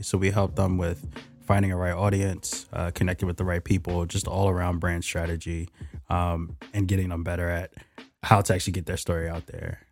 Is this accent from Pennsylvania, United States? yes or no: yes; Philadelphia, Pennsylvania, United States; moved away as an adult; also born or lived in Yeadon, Pennsylvania; now in Seattle, United States; I was born and raised in Philly.